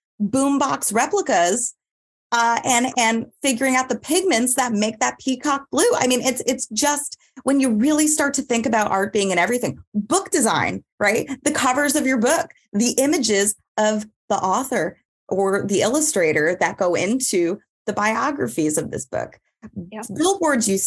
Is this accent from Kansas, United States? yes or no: no; New York, United States; Growing up in New York and having, you know, being around art